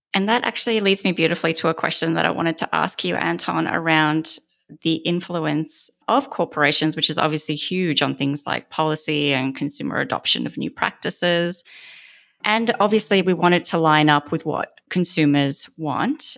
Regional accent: Australia; moved away as an adult; now in United States; I'm an Australian

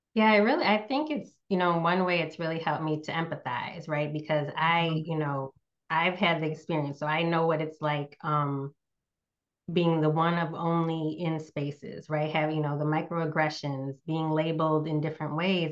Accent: Northeast United States, United States; moved away; also born or lived in Southeast United States; I grew up in the Northeast United States, currently live in the Southeast.

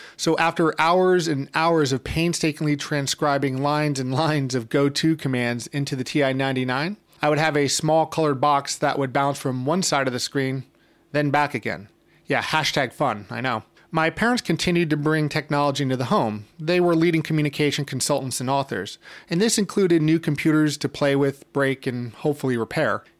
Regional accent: New York City, New York, United States; I'm originally from New York City, and I currently live in Brooklyn

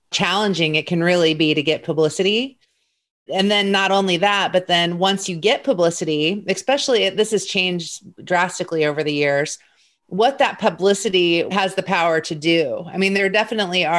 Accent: Indianapolis, Indiana, United States; I grew up in Indianapolis

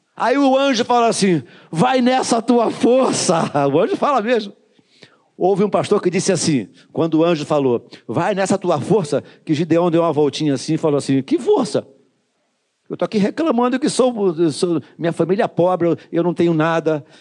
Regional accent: Duque de Caxias, Rio de Janeiro, Brazil; Eu sou nascido e criado no Jardim Metrópolis

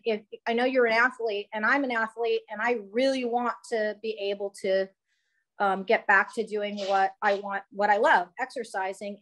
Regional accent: Edmond, Oklahoma, United States; I'm from Edmond, Oklahoma

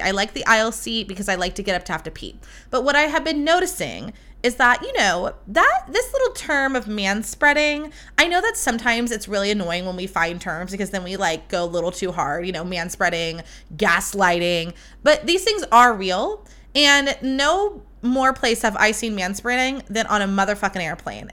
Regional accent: California, United States; I am from California

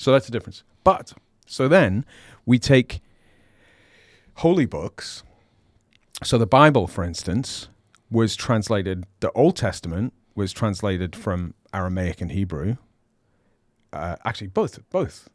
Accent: United Kingdom; I'm British

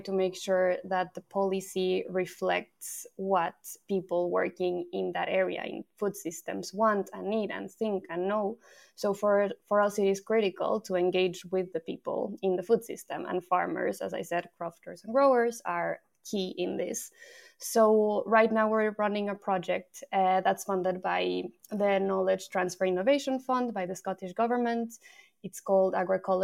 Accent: Mexico; moved away as an adult; also born or lived in France / Brighton; now in Edinburgh, United Kingdom; So I'm from Mexico. I moved away from Mexico 10 years ago, but I first moved to France.

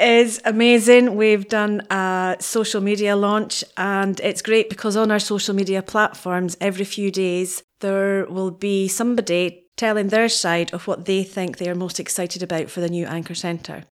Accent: Wick, Scotland, United Kingdom; now in Aberdeen, United Kingdom; I'm originally from Wick. Those of us from Wick

